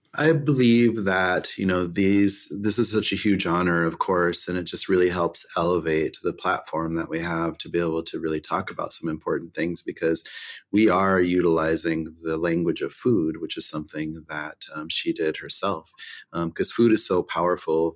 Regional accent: Pine Ridge Reservation, South Dakota, United States; growing up on Pine Ridge, you know, we grew up in the country mostly

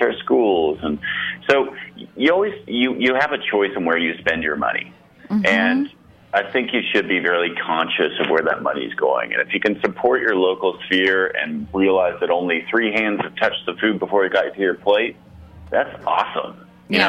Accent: Canada; moved away; also born or lived in Ottawa, Ontario / Montreal, Quebec; growing up in Ottawa and Montreal

